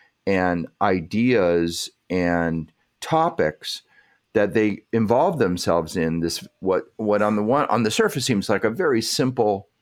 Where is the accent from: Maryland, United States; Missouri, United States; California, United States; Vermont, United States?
California, United States; Los Angeles; I grew up in Los Angeles